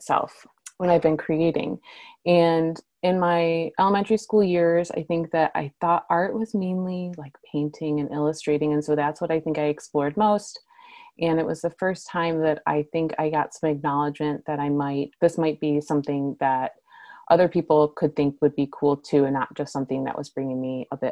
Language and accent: English; Michigan, United States; now in Portland, United States; grew up in Michigan